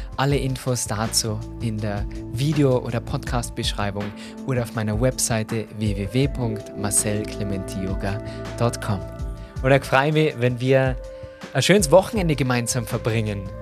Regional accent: Tyrol, Austria; als Tiroler

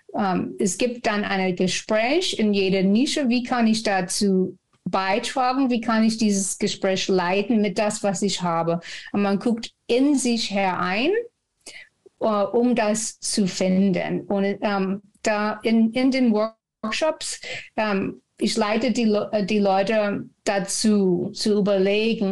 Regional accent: Texas, United States; German is a second language; moved away as an adult; now in Frankfurt, Germany; Ich komme aus Texas und bin über 30 Jahre schon in Deutschland.

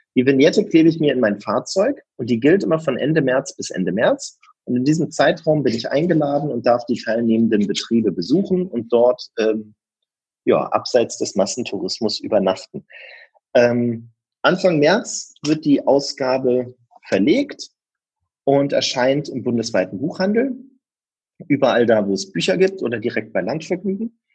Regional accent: Berlin, Germany; ich komme aus Berlin, für mich ist das mein Naherholungsgebiet

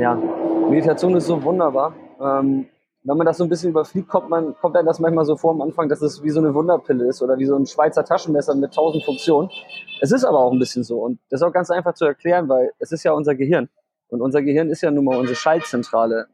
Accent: Hamburg, Germany; also born or lived in Vietnam; ich komme aus Hamburg und lebe ein halbes Jahr auch immer in Vietnam

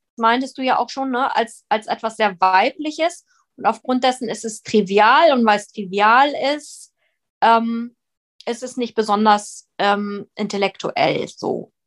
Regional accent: Northern Germany, Germany; moved away as an adult; also born or lived in abroad (birthplace) / London; now in Berlin, Germany; Dann bin ich nach Norddeutschland gezogen, habe dort Abitur gemacht

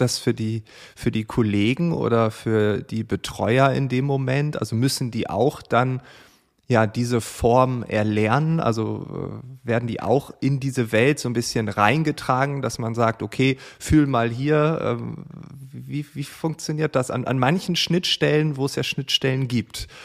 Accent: East Frisia, Lower Saxony, Germany; now in Berlin, Germany; ich komme ja selbst aus Ostfriesland

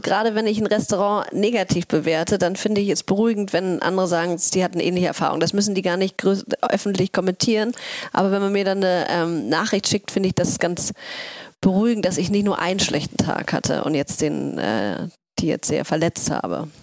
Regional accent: Hamburg, Germany; also born or lived in Oslo; ich bin in Othmarschen aufgewachsen

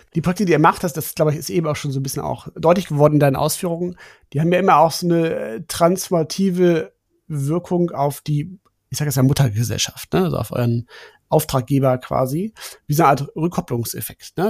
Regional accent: Germany; als gute Deutsche

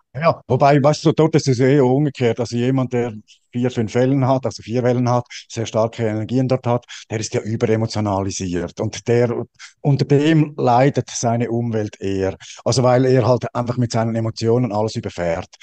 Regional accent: Switzerland; Ich bin Schweizer

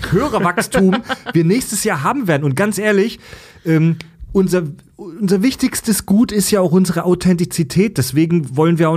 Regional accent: Netherlands; Immer, ich immer, bin Holländer.

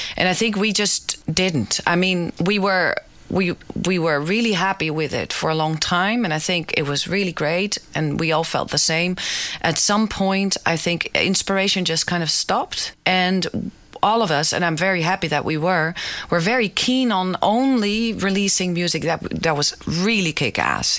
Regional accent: Amsterdam, North Holland, Netherlands; the Jordaan, which is the neighborhood I grew up in in Amsterdam.

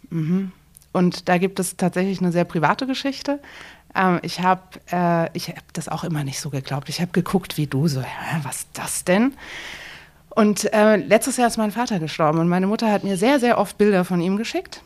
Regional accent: Frankfurt, Hesse, Germany; moved away as an adult; now in Dresden, Germany; ich komme selbst aus Frankfurt

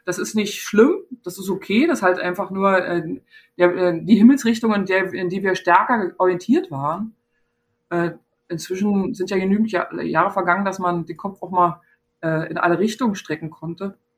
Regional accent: East Germany, Germany; ich bin in der DDR geboren, klar. Ja, äh, und bin da sozialisiert und geprägt

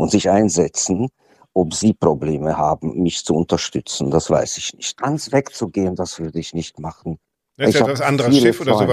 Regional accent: Hungary; Es ist Ungarn ist trotzdem, was heißt trotzdem, das ist doch meine Heimat.

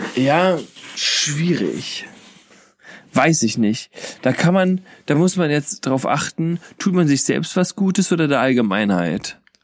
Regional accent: Kassel, Hesse, Germany; bei uns in Kassel

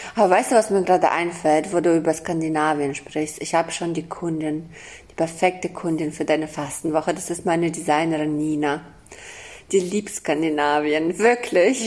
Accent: Kazakhstan; moved away; Ich bin in Kasachstan geboren

